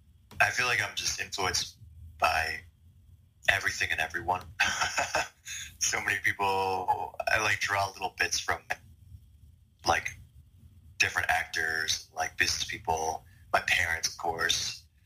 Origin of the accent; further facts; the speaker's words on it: Bangkok, Thailand; I moved to Bangkok pretty much permanently around the third grade. And yeah, I mean, just growing up in Southeast Asia